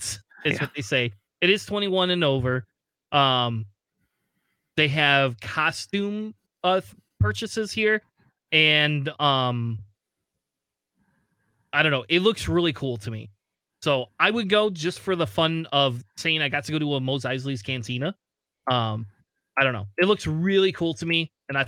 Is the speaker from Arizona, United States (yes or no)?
no; Springfield, Ohio, United States; moved away; I was originally from Ohio